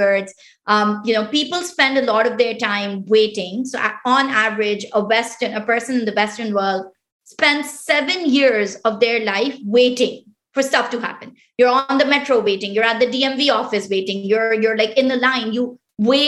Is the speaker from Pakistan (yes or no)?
yes; Islamabad, Islamabad Capital Territory, Pakistan; first language Pashto; English is a second language; moved away as an adult; also born or lived in Quetta, Pakistan; now in United States; I was born in Quetta, which is actually like, you know, one of the most conservative provinces within Pakistan. My mom is originally from that province. And my dad he migrated from India, you know, right when he was young and everything. So it's like, so And then I grew up in the capital, which is Islamabad.